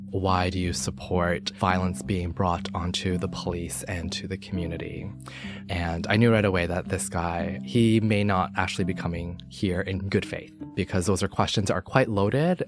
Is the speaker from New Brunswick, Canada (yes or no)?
no; Toronto, Ontario, Canada; also born or lived in Hong Kong; I was born in Hong Kong, raised here in Toronto, and I grew up in Scarborough